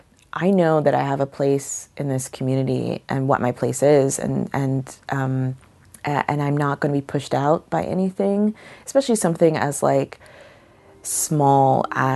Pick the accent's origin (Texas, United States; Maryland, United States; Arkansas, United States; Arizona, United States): Texas, United States; Killeen; I identify as a Texan, which like is like what's your like preferred pronoun? My preferred pronoun is Texan.